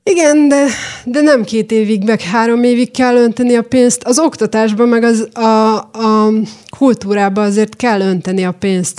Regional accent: Szentes, Csongrád-Csanád, Hungary; moved away as an adult; also born or lived in Eperjes; now in Budapest, Hungary; Én szentesen születtem

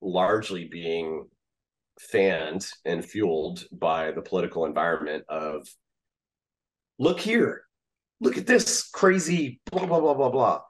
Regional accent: the South, United States; I grew up in the South.

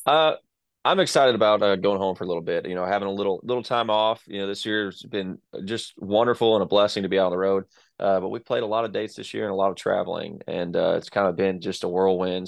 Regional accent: Texas, United States; I'm from Texas, so uh, that that sounds like home to me.

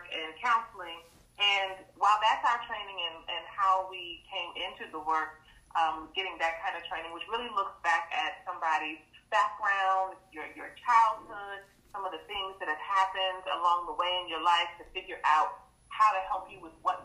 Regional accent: Fort Washington, Maryland, United States; I was born in D.C., but raised in Fort Washington, Maryland

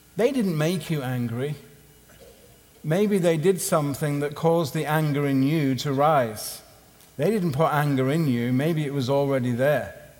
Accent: Southampton, South East England, United Kingdom; my hometown in Southampton

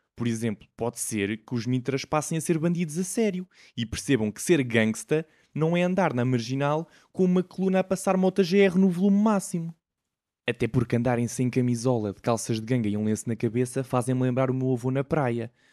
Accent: Portugal; como bom tuga que sou

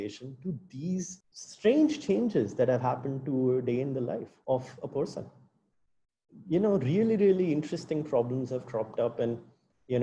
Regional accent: India; as an Indian

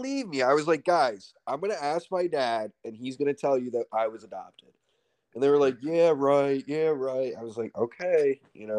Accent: Ridgefield, United States; but growing up in Ridgefield itself, it's going to sound like first world problems came with a much different set of sort of issues, I would say. So, you know, in Ridgefield, everything was super competitive.

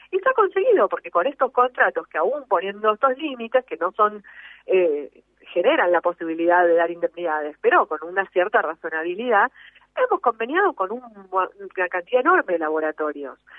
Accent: Argentina; todos somos argentinos, todos habitamos el mismo suelo

